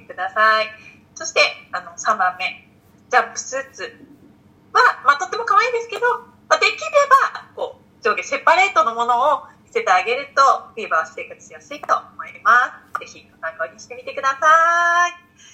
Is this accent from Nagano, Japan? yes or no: no; Hokkaido, Japan; 私北海道出身です